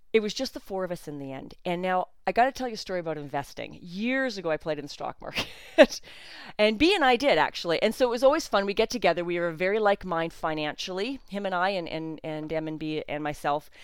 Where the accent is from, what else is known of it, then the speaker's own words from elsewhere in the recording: Canada; I'm Canadian